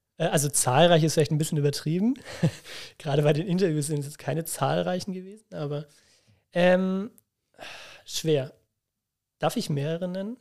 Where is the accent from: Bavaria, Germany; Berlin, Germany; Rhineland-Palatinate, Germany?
Bavaria, Germany; near Nuremberg; ich komme ja nicht aus Bremen, sondern aus, aus der Nähe von Nürnberg.